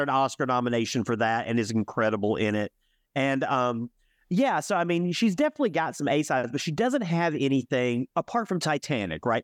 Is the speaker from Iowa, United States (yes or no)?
no; Alabama, United States; also born or lived in Birmingham, Alabama; from the South, I'm from Alabama